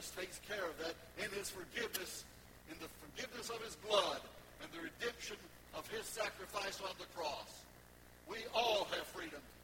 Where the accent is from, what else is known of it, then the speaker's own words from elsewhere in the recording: United States; I'm an American